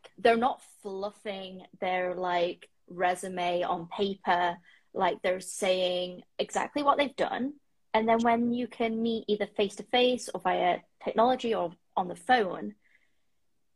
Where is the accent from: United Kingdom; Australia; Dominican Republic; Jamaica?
United Kingdom; moved away as an adult; now in Toronto, Canada; I am a British female that is living currently in Toronto in the Six